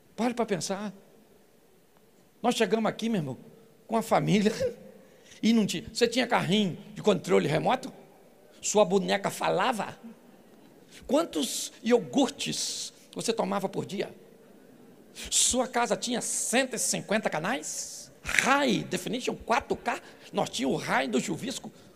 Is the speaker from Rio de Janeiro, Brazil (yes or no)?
yes; Baixada Fluminense, Rio de Janeiro, Brazil; Sou carioca da Baixada Fluminense